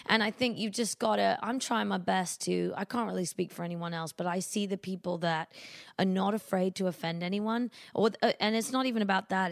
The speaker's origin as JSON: {"language": "English", "country": "United Kingdom", "moved": "as an adult", "lives_now": "United States", "said": "being a British artist"}